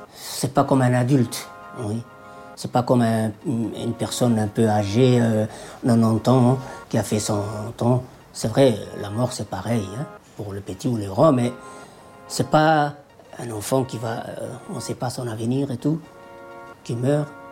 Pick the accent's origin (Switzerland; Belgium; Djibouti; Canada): Djibouti; moved away; Je suis d'origine de Djibouti